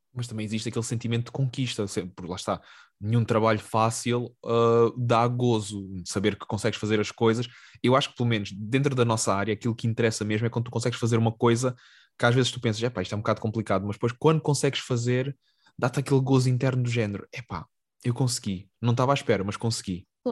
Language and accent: Portuguese; Algarve, Portugal; eu venho do Algarve